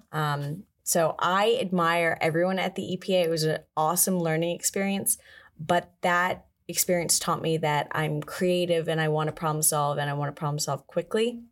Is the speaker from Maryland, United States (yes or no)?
yes; Galesville, Maryland, United States; I am originally from Galesville, Maryland. It's like a four hundred person town in Maryland